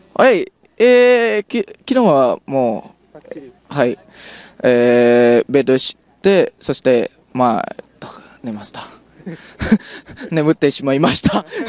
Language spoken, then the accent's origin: Japanese; Indonesia; Japanese is a second language; 私たちもインドネシア人